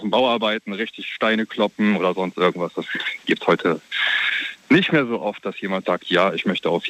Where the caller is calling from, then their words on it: Neuwied, Rhineland-Palatinate, Germany; Ich komme aus Neuwied.